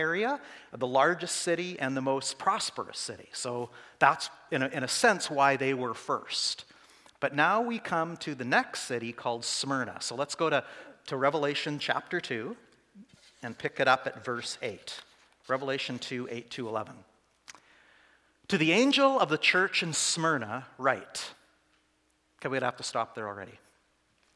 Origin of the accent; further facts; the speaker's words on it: Saskatoon, Saskatchewan, Canada; I'm from Saskatoon